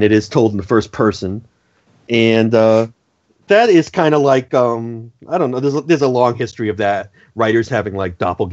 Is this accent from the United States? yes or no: yes; New Bedford, Massachusetts, United States; I grew up in New Bedford, Massachusetts